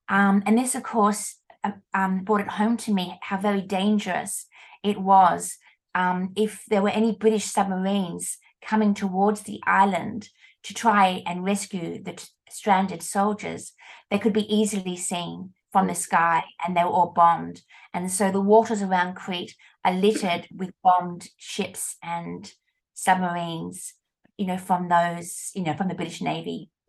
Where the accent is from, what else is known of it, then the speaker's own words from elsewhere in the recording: Australia; And I said, "Oh, we're from Australia."